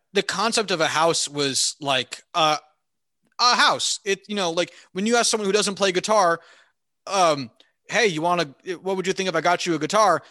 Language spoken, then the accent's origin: English; Clinton, New Jersey, United States; I hated growing up in Hunterdon County.